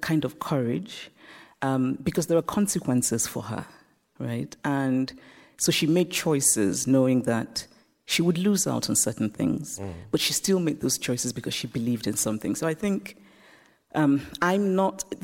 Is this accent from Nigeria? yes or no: yes; Nigeria; moved away; also born or lived in United States; I grew up in Nigeria, I grew up under military dictatorships